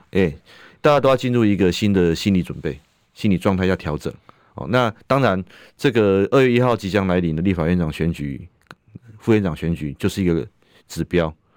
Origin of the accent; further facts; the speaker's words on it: Taiwan; 保障我们台湾人的身心安全